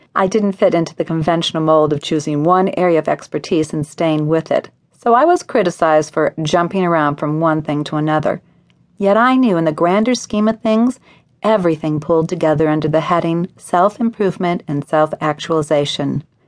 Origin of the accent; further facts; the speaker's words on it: Evanston, Illinois, United States; Evanston, Illinois, my hometown